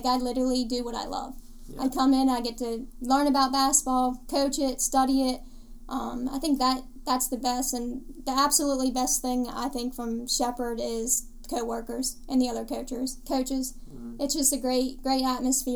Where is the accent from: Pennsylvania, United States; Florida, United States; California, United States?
Pennsylvania, United States; 30 minutes from Pittsburgh; born or raised there